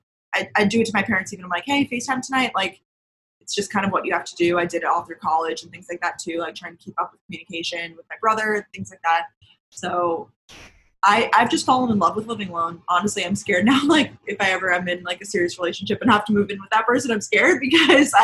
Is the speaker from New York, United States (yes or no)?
yes; Long Island, New York, United States; also born or lived in Georgia; now in New York City, United States; I grew up like on Long Island, it's a similar situation, like suburbs of New York